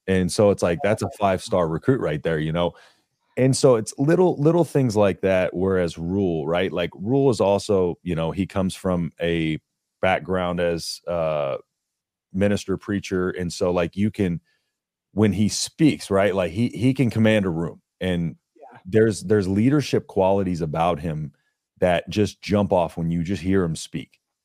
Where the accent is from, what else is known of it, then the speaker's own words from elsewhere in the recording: Texas, United States; I grew up in Texas, so I was in Longhorn territory, but my my family's from Nebraska